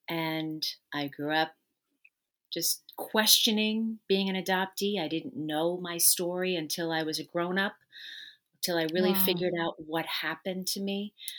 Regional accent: New York, United States; So I am originally from New York, and I lived with my birth family for the first 15 months of my life.

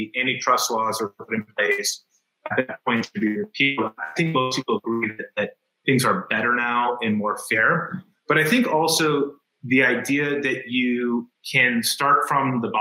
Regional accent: Greenwich, Connecticut, United States; We grew up in Greenwich privilege

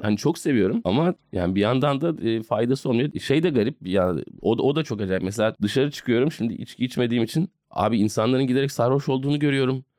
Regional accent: Istanbul, Turkey; ben İstanbulluyum yani beyaz Türk'üm

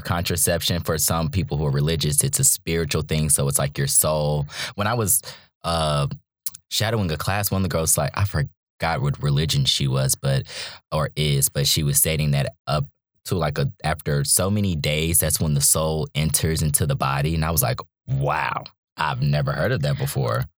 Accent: Charlotte, North Carolina, United States; also born or lived in Virginia / Raleigh, North Carolina; now in Durham, United States; I'm from Charlotte, North Carolina, originally. Um, but I've lived in Virginia and Raleigh and now in Durham.

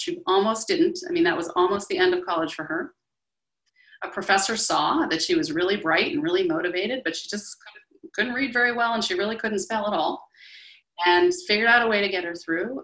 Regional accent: Boston, Massachusetts, United States; I grew up in the Boston area

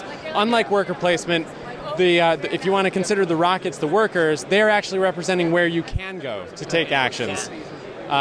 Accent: Burlington, Vermont, United States; also born or lived in Ohio; now in Nashville, United States; I was born in Ohio, but I grew up in Burlington, Vermont

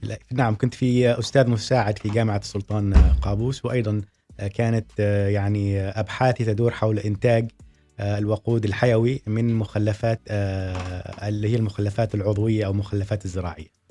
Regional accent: Oman; عندنا في سلطنة عمان

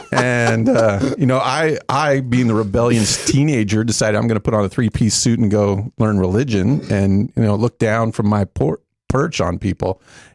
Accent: Plano, Texas, United States; I am in Dallas here with you guys. Thanks for having me. I grew up in Plano, just down the road.

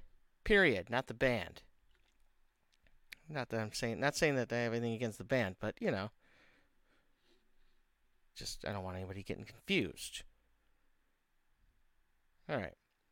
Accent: Romeo, Michigan, United States; Romeo, you know, my hometown.

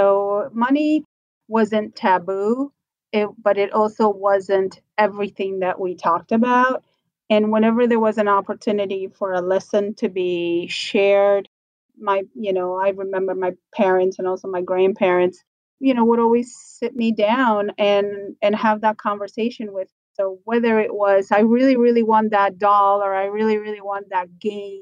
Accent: Buenos Aires, Argentina; moved away; I was born in Argentina, from Buenos Aires originally

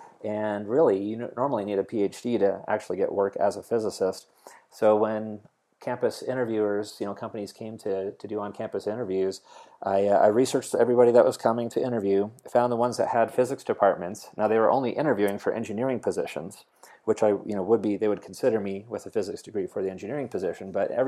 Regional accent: New Jersey, United States; No, I grew up on the East Coast in New Jersey. And there's another large Polish population in New Jersey, so that's where my grandparents wound up when they emigrated to the U.S.

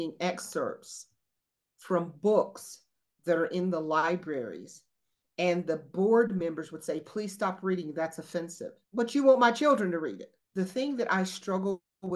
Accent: the South, United States; we're from the South

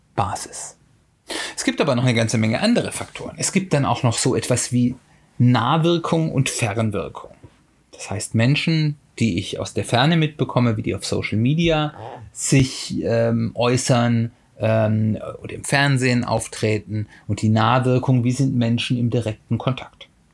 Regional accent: Hesse, Germany; hier in Hessen, ich komme ja aus Hessen

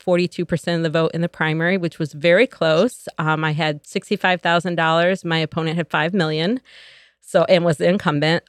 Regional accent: Joliet, Illinois, United States; moved away as an adult; I was born and raised here in Joliet

